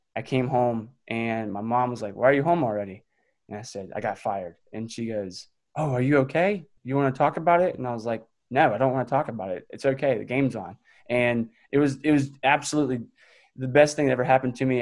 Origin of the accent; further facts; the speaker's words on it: just outside of Raleigh, North Carolina, United States; I grew up just outside of Raleigh, um, so in the Triangle area.